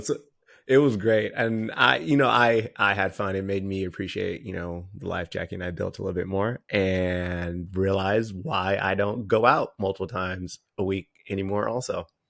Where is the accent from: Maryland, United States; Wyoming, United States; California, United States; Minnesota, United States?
California, United States; Bakersfield; growing up in California